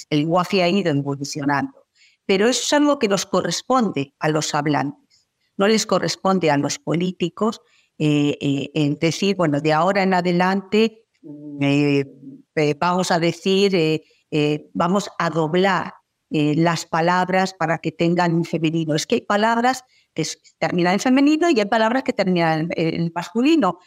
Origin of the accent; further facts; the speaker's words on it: Spain; en mi país